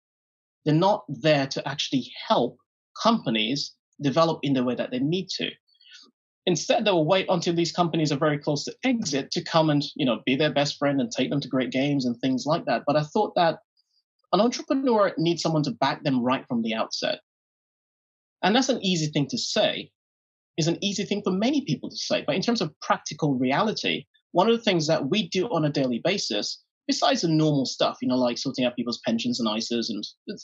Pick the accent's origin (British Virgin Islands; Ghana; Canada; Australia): British Virgin Islands; Jean Hill; I grew up in Jean Hill in the British Virgin Islands.